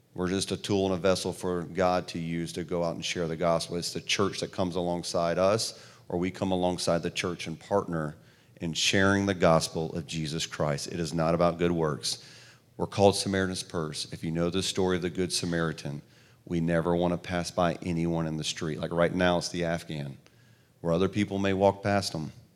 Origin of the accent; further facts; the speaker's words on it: the South, United States; also born or lived in New York; I'm from the South, clearly the way I talk